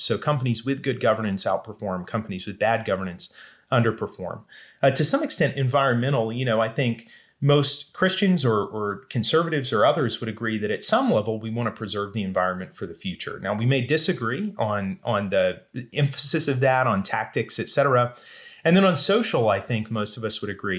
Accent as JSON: {"language": "English", "area": "the Southeast", "region": "mostly Georgia and Florida", "country": "United States", "tie": "born or raised there", "said": "I grew up in the Southeast, mostly in Georgia and Florida"}